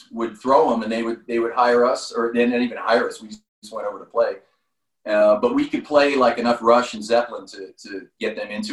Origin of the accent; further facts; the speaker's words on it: San Jose, California, United States; I grew up in San Jose, California.